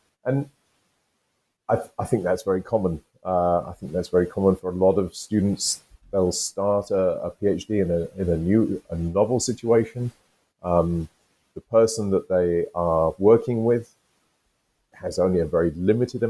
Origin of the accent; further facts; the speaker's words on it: United Kingdom; I'm British, I'm from the UK